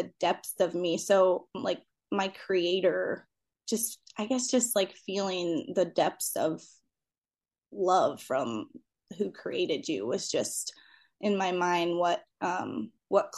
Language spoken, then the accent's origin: English; Clarkston, Michigan, United States; I grew up in Clarkston and my husband grew up in Rochester. So we've really been in the same area since